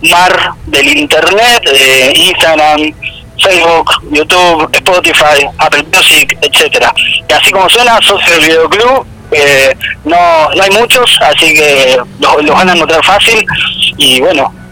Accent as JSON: {"language": "Spanish", "town": "Ciudad de la Costa", "region": "Canelones", "country": "Uruguay", "said": "acá somos todos de Ciudad de la Costa, Solimar"}